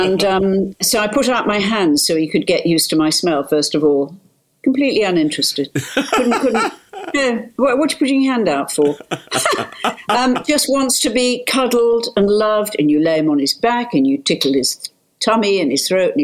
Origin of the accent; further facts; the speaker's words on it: North Lincolnshire, Yorkshire and the Humber, United Kingdom; I was brought up in North Lincolnshire